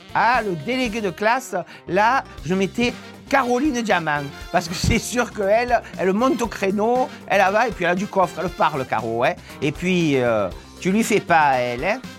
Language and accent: French; Marseille, Provence-Alpes-Côte d'Azur, France; on est de Marseille, pareil, tous les deux